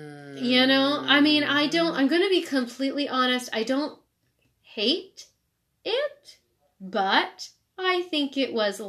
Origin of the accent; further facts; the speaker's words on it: Ohio, United States; I grew up in Ohio